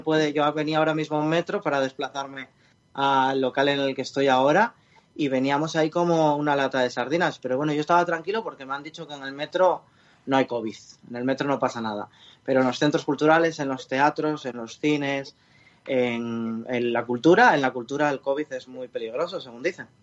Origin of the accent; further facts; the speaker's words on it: Spain; de donde yo soy, de La Viana